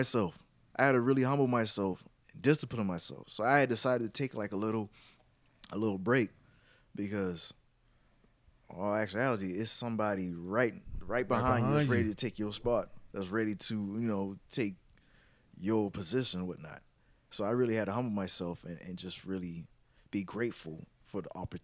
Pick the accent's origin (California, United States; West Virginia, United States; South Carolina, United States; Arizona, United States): South Carolina, United States; Mount Pleasant; I rep Charleston, but I'm by the way, I'm from Mount Pleasant, but I just rep Charleston as a whole